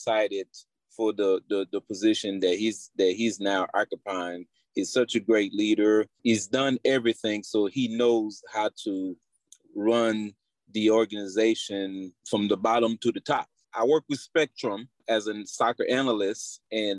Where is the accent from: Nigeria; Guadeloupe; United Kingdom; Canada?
Guadeloupe; I was born in Guadeloupe of Haitian mother. I grew up in Guadeloupe playing soccer at a very young age.